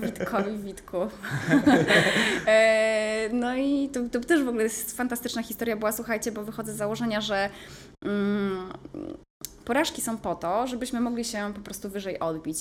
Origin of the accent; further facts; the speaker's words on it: Pomeranian Voivodeship, Poland; also born or lived in Gdynia; nie jestem e, góralką, jestem kaszubką.